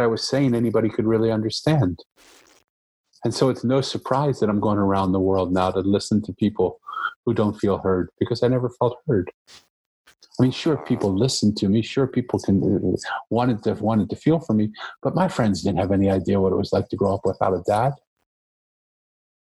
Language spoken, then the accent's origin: English; Philadelphia, Pennsylvania, United States; I grew up in Philadelphia